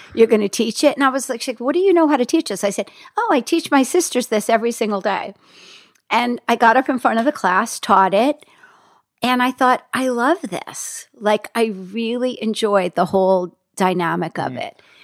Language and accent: English; Hackensack, New Jersey, United States; moved away; also born or lived in Los Angeles; I grew up in Hackensack, New Jersey